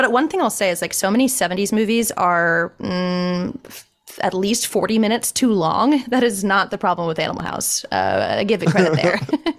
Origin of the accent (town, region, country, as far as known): Long Beach, California, United States; moved away